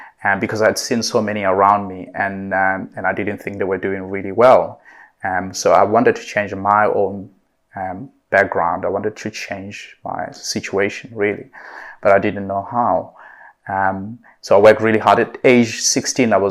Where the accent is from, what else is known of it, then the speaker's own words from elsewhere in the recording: Clarens, Free State, South Africa; also born or lived in United Kingdom; now in Dubai, United Arab Emirates; I'm originally from South Africa, from a very small town in South Africa called Clarens.